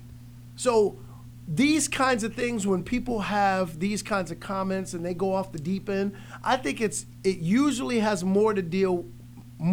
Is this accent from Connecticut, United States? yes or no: no; New York, United States; we grew up in New York.